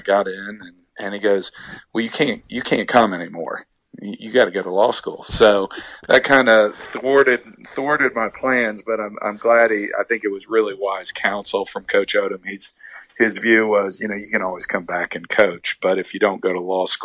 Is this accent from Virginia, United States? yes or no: yes; Virginia Beach, Virginia, United States; I grew up in Virginia Beach